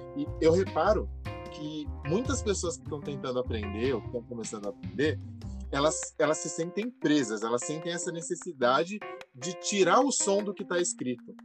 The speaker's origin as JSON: {"language": "Portuguese", "country": "Brazil", "said": "aqui no Brasil as pessoas não notam por um, um simples motivo de que, beleza, o Brasil é muito grande, aqui a gente só fala português"}